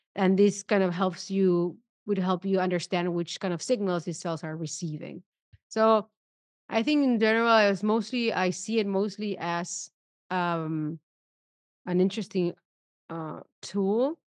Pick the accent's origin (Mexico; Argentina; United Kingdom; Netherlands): Argentina; moved away